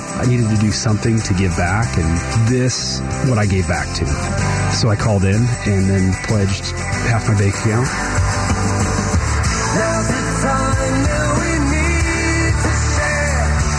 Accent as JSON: {"language": "English", "town": "Phoenix", "region": "Arizona", "country": "United States", "tie": "born or raised there", "also_born_or_lived": "Colorado / California", "moved": "as an adult", "said": "driving through my hometown of Phoenix area"}